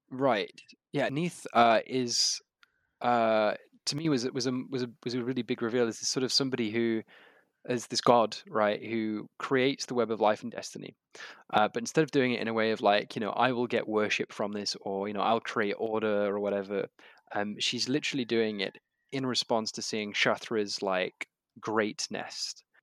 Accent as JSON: {"language": "English", "country": "United Kingdom", "said": "as a British reader"}